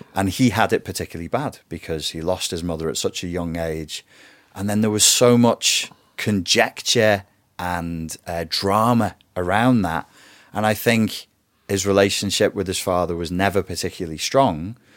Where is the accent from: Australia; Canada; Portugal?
Portugal; moved away; also born or lived in England; I was raised in Portugal, which was warm and fuzzy, and then I was shoved into an English private school system